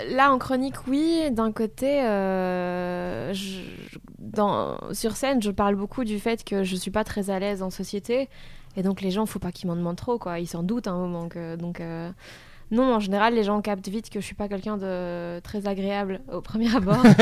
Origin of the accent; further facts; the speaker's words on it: Belgium; je viens de Belgique